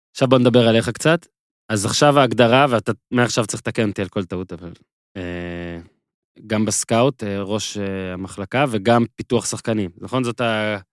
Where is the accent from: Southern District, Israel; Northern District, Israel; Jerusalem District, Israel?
Northern District, Israel; Nahariya; moved away; אני זוכר את נהריה כילד כשגדלתי. בצפון